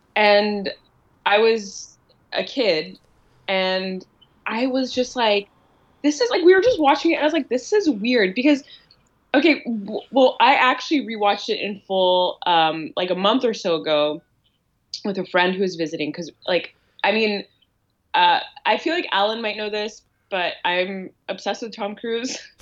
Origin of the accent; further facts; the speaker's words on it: Ottawa, Ontario, Canada; moved away as an adult; now in Toronto, Canada; I grew up in Ottawa